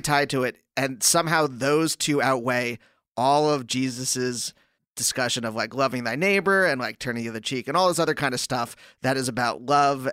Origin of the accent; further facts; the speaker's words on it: Pennsylvania, United States; I grew up in Pennsylvania